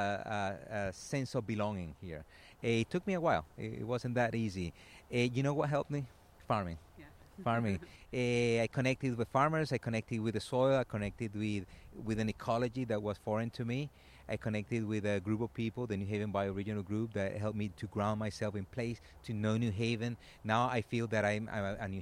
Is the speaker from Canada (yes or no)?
no; Venezuela; moved away as an adult; I come from Venezuela